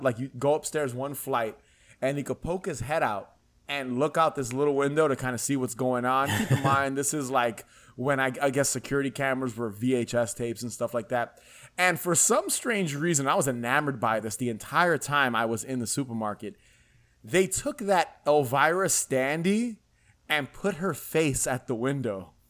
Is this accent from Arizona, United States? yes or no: no; New York City, New York, United States; also born or lived in Queens, New York; so I lived in the Bronx, New York, when I was, till I was about maybe ten years old. And then I moved to Queens